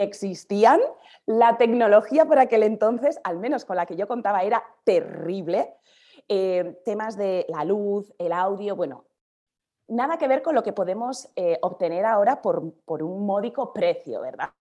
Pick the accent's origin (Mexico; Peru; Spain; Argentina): Spain; Basque Country; also born or lived in Andalusia; now in Madrid, Spain; soy del País Vasco, en el norte